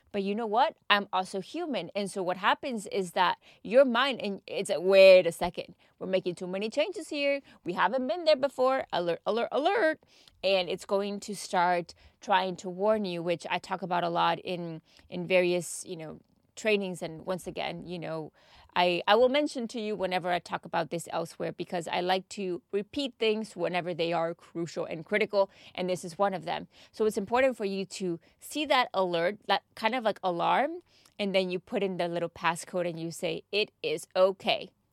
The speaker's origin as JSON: {"language": "English", "region": "Texas", "country": "United States", "moved": "yes", "lives_now": "United Kingdom", "said": "I am from Texas"}